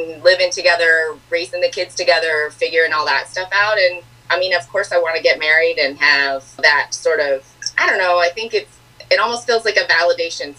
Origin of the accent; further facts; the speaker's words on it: Lansing, Michigan, United States; I am originally from, I guess you could say, Lansing, Michigan